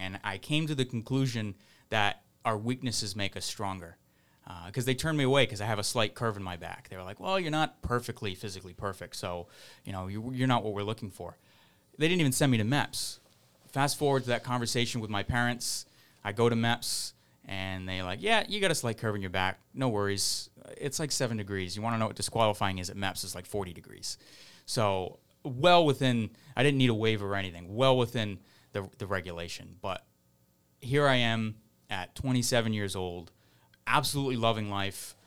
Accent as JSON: {"language": "English", "town": "Fall River", "region": "Massachusetts", "country": "United States", "moved": "yes", "said": "I'm from Fall River. I was born in Fall River and moved back there"}